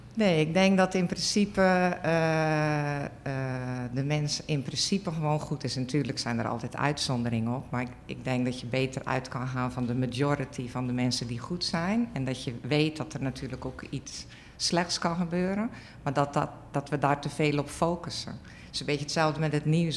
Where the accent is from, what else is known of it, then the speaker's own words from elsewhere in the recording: Zeelandic Flanders, Netherlands; ik ben opgegroeid in Zeeuws-Vlaanderen op een boerderij.